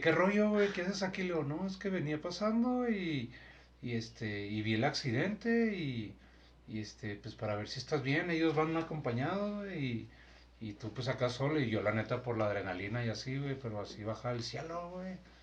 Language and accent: Spanish; Mexico; soy mexicano